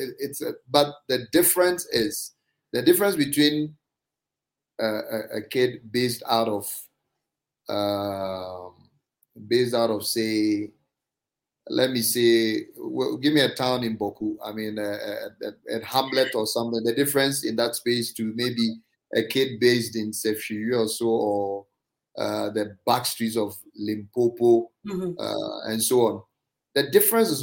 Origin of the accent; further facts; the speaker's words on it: Mamfe, Eastern Region, Ghana; I grew up in Manfe, in the Eastern region